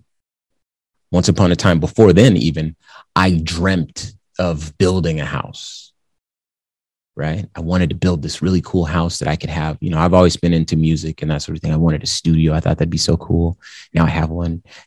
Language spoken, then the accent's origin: English; the Southwest of the United States, United States; growing up in the Southwest of the United States